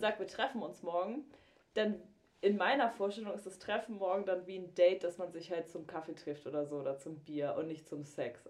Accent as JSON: {"language": "German", "area": "near Flensburg", "region": "Schleswig-Holstein", "country": "Germany", "moved": "yes", "said": "ich komme ja aus der Nähe von Flensburg"}